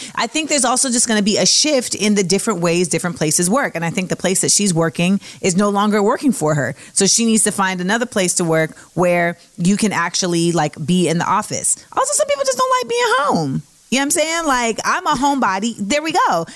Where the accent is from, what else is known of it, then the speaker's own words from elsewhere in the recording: California, United States; my home state of Cali.